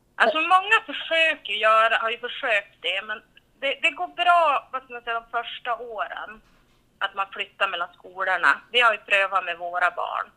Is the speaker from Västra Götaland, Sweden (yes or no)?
no; Vilhelmina, Västerbotten County, Sweden; also born or lived in Tärnaby; Jag är ju född och uppvuxen här i Vilhelmina kommun kan man säga. Jag är uppvuxen i en renskötarfamilj i Vilhelmina norra sameby.